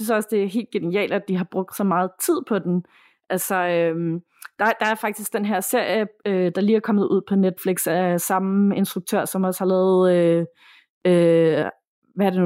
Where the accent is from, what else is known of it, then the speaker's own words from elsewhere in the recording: Herlev, Capital Region of Denmark, Denmark; Jeg er fra Herlev, og vi kunne godt lide at være på Herlev Bibliotek, da vi var små.